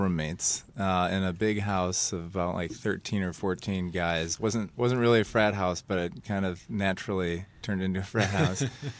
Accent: Sterling Heights, Michigan, United States; Born and raised in Sterling Heights, actually.

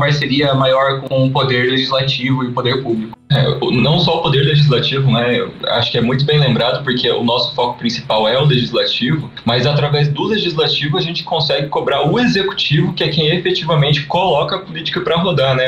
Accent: interior of Paraná, Brazil; now in Curitiba, Brazil; a gente é do interior do Paraná, hoje estamos morando em Curitiba

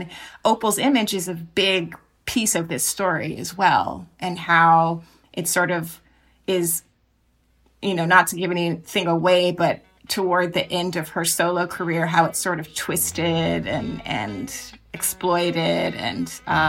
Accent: Jacksonville, Florida, United States; So I'm from Jacksonville, Florida, which is, of course, you know, hometown

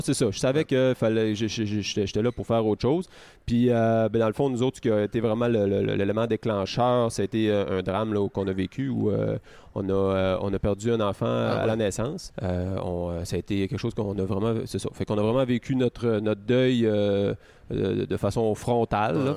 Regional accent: Caplan, Quebec, Canada; moved away as an adult; also born or lived in Sherbrooke / Montreal; je suis né à Caplan.

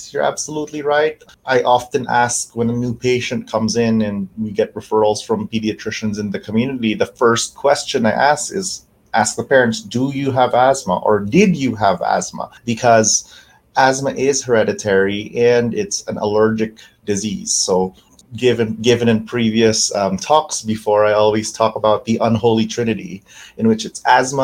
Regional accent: Canada; also born or lived in New York / Louisville; now in Spokane, United States; I have some family in Canada, and I'm Canadian

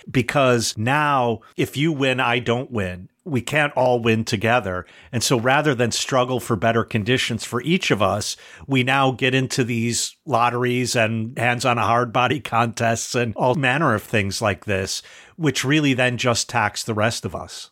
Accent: the North, United States; as a northerner

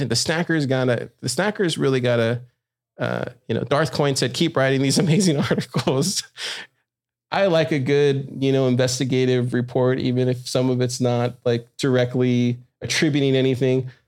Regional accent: Corpus Christi, Texas, United States; I'm from Corpus

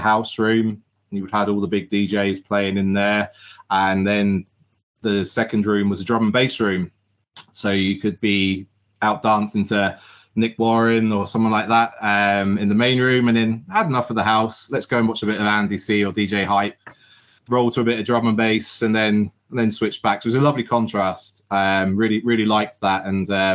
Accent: Southampton, South East England, United Kingdom; moved away as an adult; now in Ireland; I grew up in Southampton

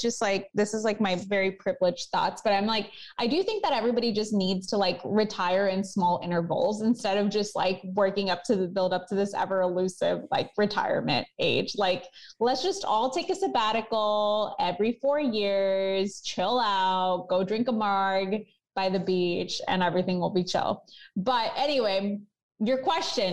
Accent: Chicago, Illinois, United States; I love my hometown. I love Chicago

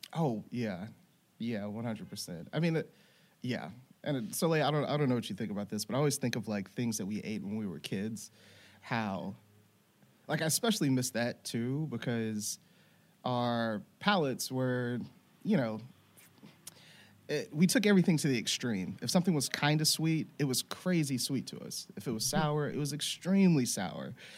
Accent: Louisiana, United States; moved away; I grew up in Louisiana

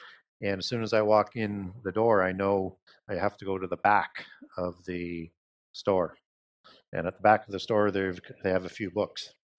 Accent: Saskatchewan, Canada; I grew up in Northern Saskatchewan

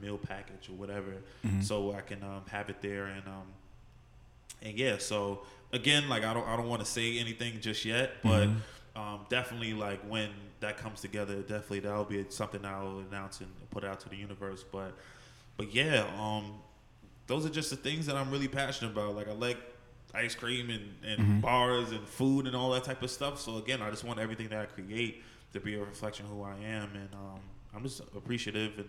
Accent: Montclair, New Jersey, United States; also born or lived in Paterson, New Jersey; I'm originally from Paterson, New Jersey. So very fortunate to be able to go from there and then moving to Montclair at a very young age.

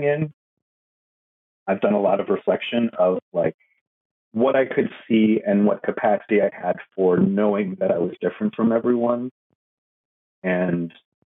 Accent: Oak Park, Illinois, United States; also born or lived in Busan, South Korea / Seoul, South Korea; I was adopted by white Catholic folks in the Chicago suburbs, Oak Park, Illinois

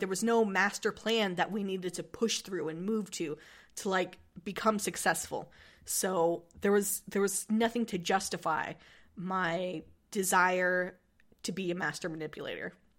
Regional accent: United States; I'm from America

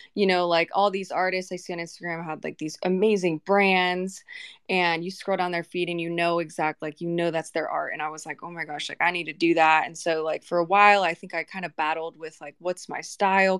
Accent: Vancouver, Washington, United States; I grew up in Vancouver, Washington, and I have a lot of homies still there.

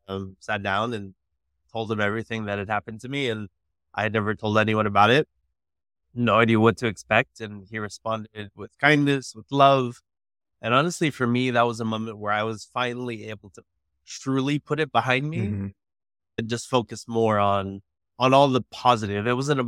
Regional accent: McAllen, Texas, United States; also born or lived in South Dakota / California; growing up in McAllen, it was complicated. When we first got there, my dad was divorced. I actually was born in South Dakota. My dad was in the Air Force, moved to California, got to McAllen when I was like 3 years old.

